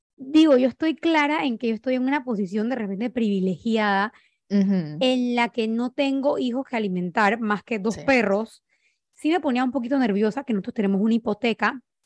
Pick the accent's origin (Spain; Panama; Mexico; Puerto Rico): Panama; soy panameña, tengo 29 años